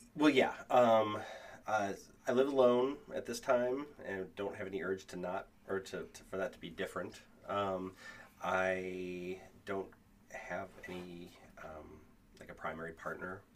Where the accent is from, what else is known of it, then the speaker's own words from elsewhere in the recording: Kenosha, Wisconsin, United States; I grew up in Kenosha, so the Ren Fair was right there